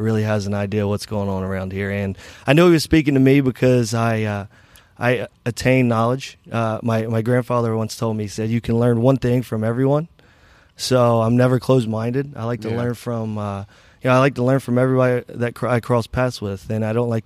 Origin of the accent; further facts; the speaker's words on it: Southern West Virginia, United States; now in Cincinnati, United States; I'm from Southern West Virginia